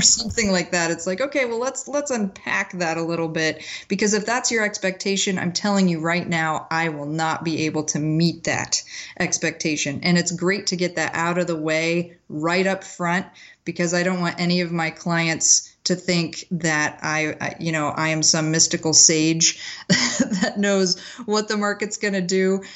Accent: McPherson, Kansas, United States; I grew up in McPherson, Kansas, which is this tiny little town right in the middle of the state

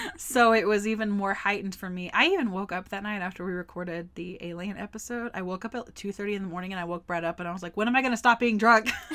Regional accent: Forney, Texas, United States; in my hometown of Forney, Texas, we had a Walmart and a movie theater

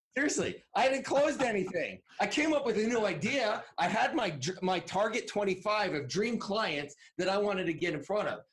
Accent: Northwest New Jersey, United States; I grew up in Northwest Jersey, so there were a lot of woods versus near the city

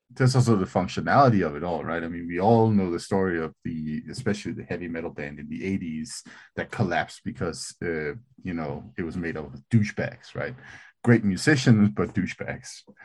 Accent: Greenland; I, I, I grew up in Greenland

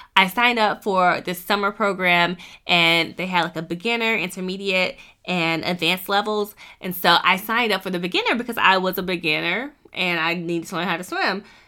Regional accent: Wilmington, North Carolina, United States; moved away as an adult; now in Columbus, United States; I grew up near Wilmington, North Carolina, so beach, beach, beach

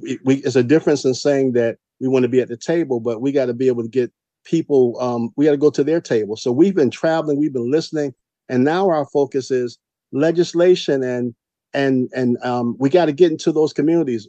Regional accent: Savannah, Georgia, United States; I'm from Savannah, Georgia, i.e. Chatham County, and we live in Chocolate City.

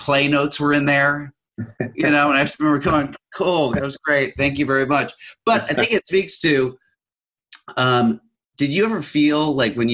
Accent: Los Angeles, California, United States; I'm from Los Angeles, where I was surrounded by artistic types

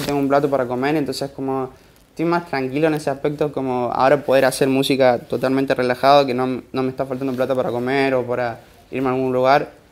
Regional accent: Santiago del Estero, Argentina; moved away as an adult; Yo soy de Santiago del Estero, tengo 20 años. Ah, crecí y, viví allá toda mi vida

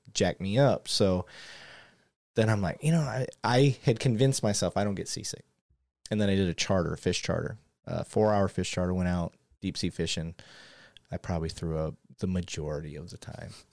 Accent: Michigan, United States; I grew up in Michigan

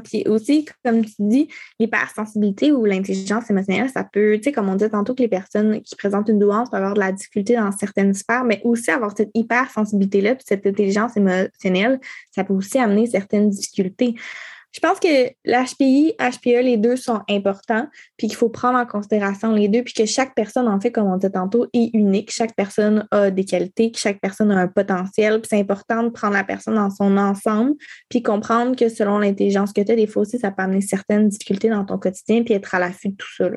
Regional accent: Quebec, Canada; accent: Québécois; J'ai un accent québécois fois mille

